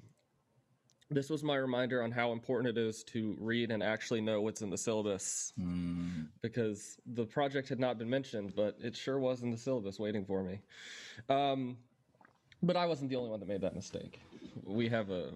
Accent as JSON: {"language": "English", "town": "Atlanta", "region": "Georgia", "country": "United States", "also_born_or_lived": "Boston", "moved": "as an adult", "said": "I'm from Atlanta."}